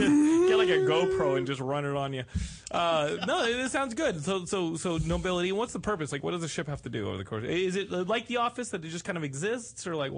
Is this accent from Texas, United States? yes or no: yes; Texas, United States; I grew up in Texas.